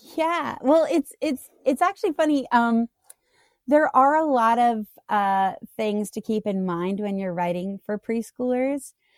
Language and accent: English; Canada; now in United States; I grew up in Canada, so, um, I, I have the rare, uh, issue of being in the States